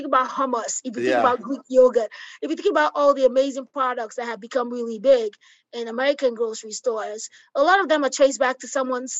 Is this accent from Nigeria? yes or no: yes; Nigeria; also born or lived in Lagos, Nigeria; now in Illinois, United States; Growing up in Nigeria, you know, I was kind of like the assistant entrepreneur of my mom.